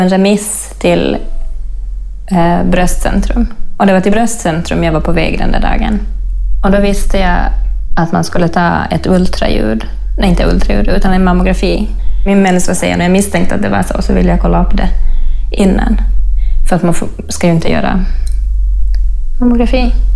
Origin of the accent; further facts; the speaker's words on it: Finland; now in Stockholm, Sweden; Jag är finlandssvensk. Men jag har bott här i Stockholm sedan 2003